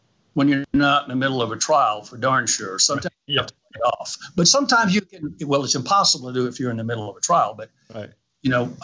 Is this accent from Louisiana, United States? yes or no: yes; Louisiana, United States; I'm from Louisiana